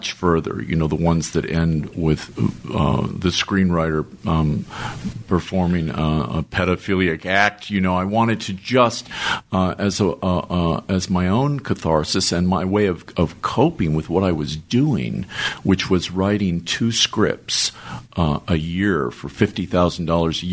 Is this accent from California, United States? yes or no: yes; Beverly Hills, California, United States; I grew up in Beverly Hills, impoverished, so to speak